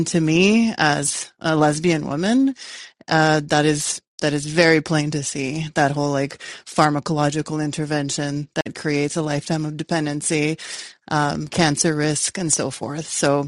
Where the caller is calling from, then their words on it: Canada; also born or lived in Yugoslavia; I'm calling from Canada, so I wanted to offer my condolences, basically.